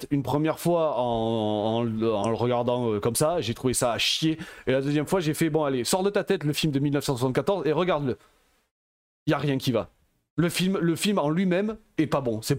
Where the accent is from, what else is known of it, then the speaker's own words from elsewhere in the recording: Belgium; Je suis belge, tu vois, il y a bah, plein de trucs comme ça.